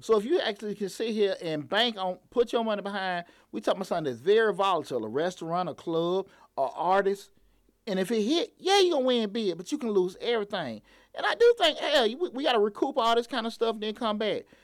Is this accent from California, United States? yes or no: no; Atlanta, Georgia, United States; growing up on Bankhead. I wanted to work downtown